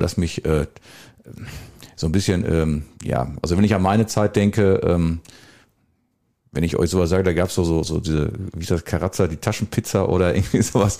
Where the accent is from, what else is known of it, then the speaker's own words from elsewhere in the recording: Welver, North Rhine-Westphalia, Germany; now in Bad Sassendorf, Germany; Ich komme ja, ich glaube, ich habe es auch mal gesagt, ja auch aus dem wunderbaren Schwefe und wohne jetzt im, ja, noch wunderbaren Bad Sassendorf.